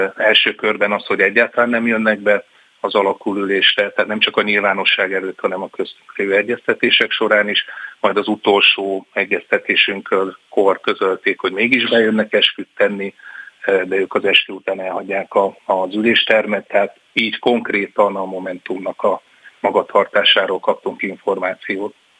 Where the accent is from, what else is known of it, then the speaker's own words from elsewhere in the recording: Pécs, Baranya, Hungary; én Pécsi vagyok